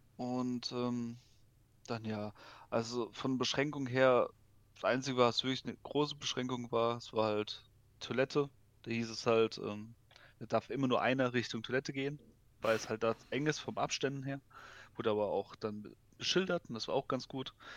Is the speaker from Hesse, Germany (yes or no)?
no; Baden-Württemberg, Germany; ich komme ja eher aus dem Süden Deutschland, also aus mhm. Baden-Württemberg